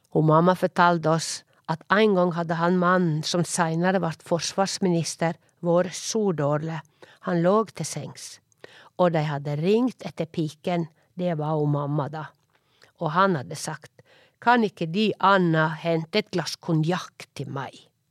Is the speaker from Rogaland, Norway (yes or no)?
no; Årdal, Vestland, Norway; accent: Sogning; moved away; also born or lived in Oslo; Heime i Årdal